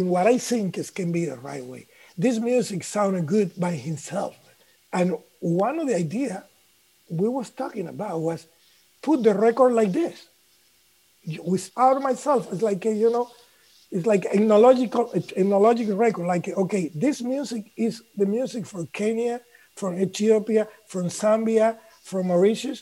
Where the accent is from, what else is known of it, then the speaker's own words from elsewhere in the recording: Cuba; English is a second language; moved away; I come from Cuba